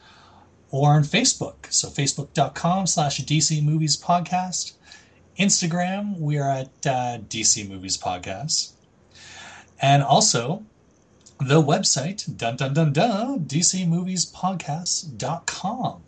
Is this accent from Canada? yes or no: yes; Calgary, Alberta, Canada; I'm Canadian from Calgary, and damn proud of it